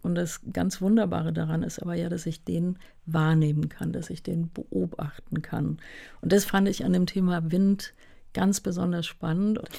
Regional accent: Hunstig, North Rhine-Westphalia, Germany; now in Berlin, Germany; auf dem Land aufgewachsen. Ja, wirklich ein kleines Dorf

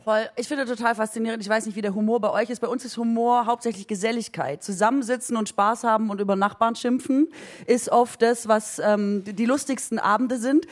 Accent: Aalen, Baden-Württemberg, Germany; ich komme aus Orla. Orla ist in Baden-Württemberg an der Grenze zu Bayern.

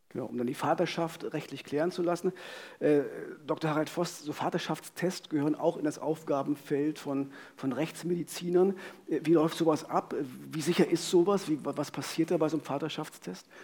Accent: Frankfurt, Brandenburg, Germany; in Frankfurt-Oder stattfindet, meiner Heimatstadt

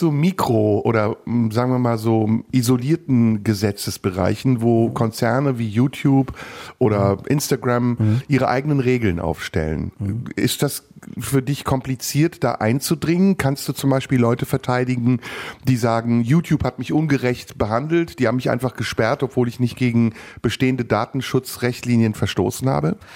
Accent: Bochum, North Rhine-Westphalia, Germany; ja, ich komme aus Bochum.

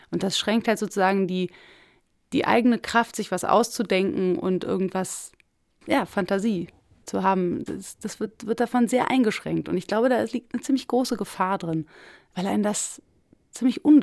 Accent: Berlin, Germany; weil ich natürlich irgendwie als Berlinerin, ich hatte mir so ein Brandenburger Flachbau-Bungalow-Ding am Kiefernwald vorgestellt.

